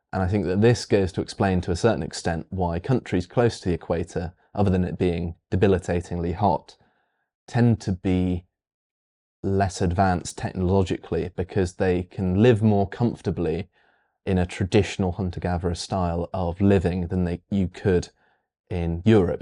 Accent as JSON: {"language": "English", "country": "United Kingdom", "said": "weird British person that actually likes the heat"}